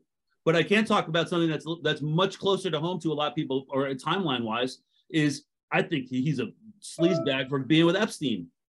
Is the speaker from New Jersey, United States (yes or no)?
no; New York, United States; I grew up in New York, guys.